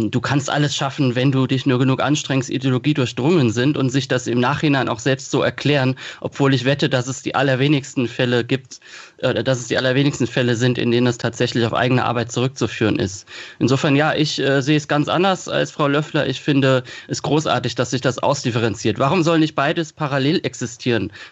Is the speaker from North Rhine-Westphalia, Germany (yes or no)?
no; Kaiserslautern, Rhineland-Palatinate, Germany; in Kaiserslautern, wo ich herkomme, wo das Buch auch spielt